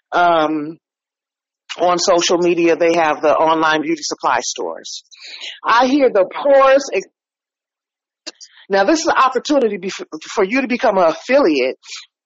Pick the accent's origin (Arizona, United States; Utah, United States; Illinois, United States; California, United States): California, United States; San Francisco; now in Oakland, United States; I'm in Oakland now. I was born and raised in San Francisco